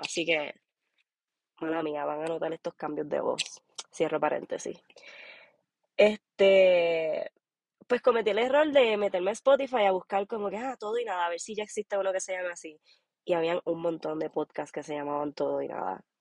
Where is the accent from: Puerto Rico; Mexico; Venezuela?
Puerto Rico; moved away as an adult; now in Aspen, United States; Soy boricua de Puerto Rico. este, o sea, nací y criada en Puerto Rico